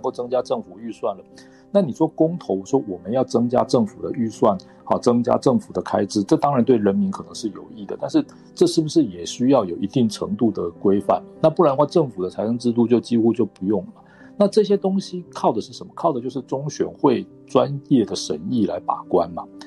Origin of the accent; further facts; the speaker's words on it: Taiwan; 作为一个台湾人